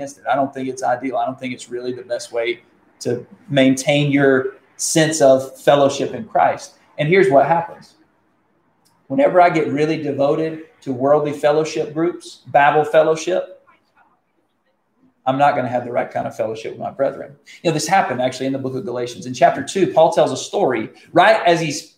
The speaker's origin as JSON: {"language": "English", "country": "United States", "said": "I'm thankful to be an American"}